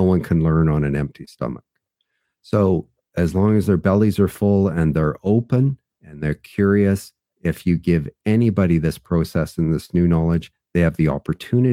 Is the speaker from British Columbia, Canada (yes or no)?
yes; Vancouver, British Columbia, Canada; I was born in Vancouver, British Columbia, Canada